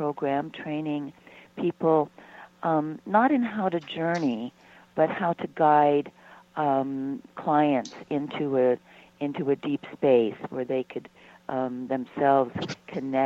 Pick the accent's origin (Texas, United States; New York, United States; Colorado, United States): Colorado, United States; San Luis Valley; now in Boulder, United States; I was born in the San Luis Valley.